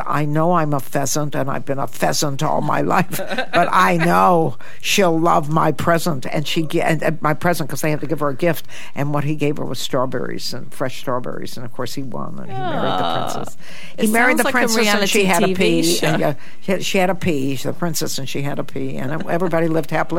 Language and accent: English; Toledo, Ohio, United States; moved away as an adult; now in United Kingdom; I was born in Toledo, Ohio, which is pretty much the armpit of the United States